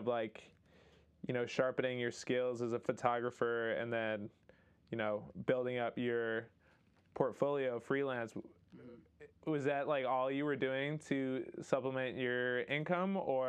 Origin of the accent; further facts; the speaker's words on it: Illinois, United States; I am allegedly from Illinois.